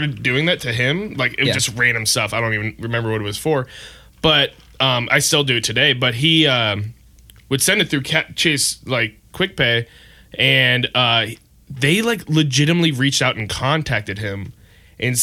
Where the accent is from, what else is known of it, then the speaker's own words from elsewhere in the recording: Westerville, Ohio, United States; also born or lived in Clintonville, Columbus, Ohio; I was born in Westerville. Went to Westerville City Schools for, you know, everything. Daycare to graduation from high school